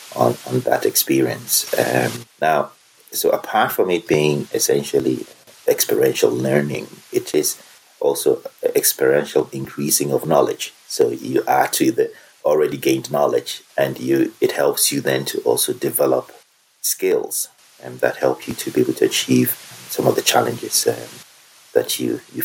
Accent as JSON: {"language": "English", "country": "Germany", "tie": "born or raised there", "moved": "yes", "said": "I was brought up in Germany, so I'm bilingual."}